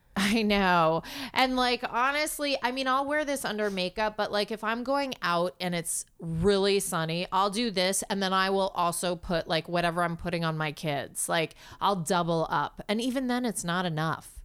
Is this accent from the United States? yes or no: yes; New York City, New York, United States; I grew up in New York City.